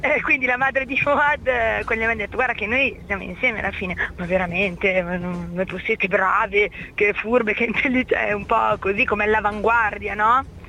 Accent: Milan, Lombardy, Italy; now in Piacenza, Italy; visto che mi sono trasferita, e sono di Milano, mi sono trasferita io a Piacenza

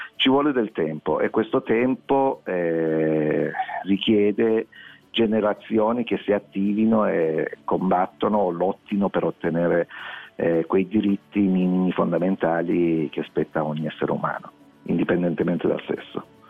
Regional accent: Iran; now in Italy; nel mio paese natale

